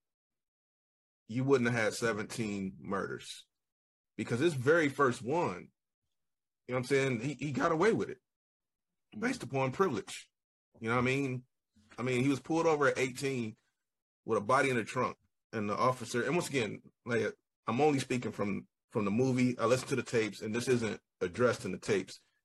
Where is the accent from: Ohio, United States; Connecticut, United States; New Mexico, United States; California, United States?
Ohio, United States; Dayton; I am still from West Side Dayton